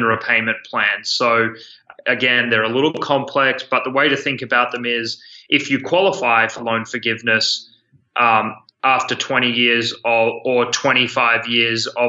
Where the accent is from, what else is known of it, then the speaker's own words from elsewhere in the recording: Australia; moved away as an adult; now in San Francisco, United States; my accent is not from New Jersey. I'm from Australia. I moved over in 2012